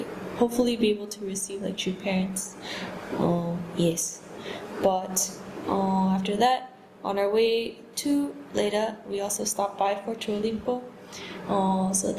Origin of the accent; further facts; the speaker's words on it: Dallas, Texas, United States; I'm from Dallas, Texas